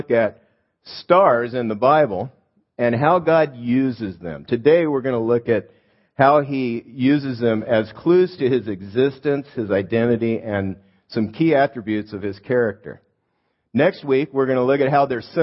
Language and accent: English; Los Angeles, California, United States; I grew up in Los Angeles